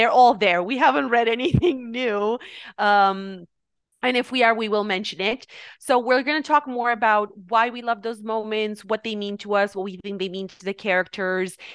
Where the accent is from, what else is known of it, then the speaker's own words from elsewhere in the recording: Romania; moved away; We are both from Romania. And uh, one thing we did in Romania while we were going to school